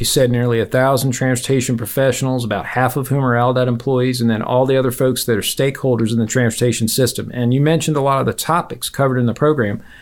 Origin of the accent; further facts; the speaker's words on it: Virginia, United States; moved away as an adult; now in Auburn, United States; I grew up in Virginia.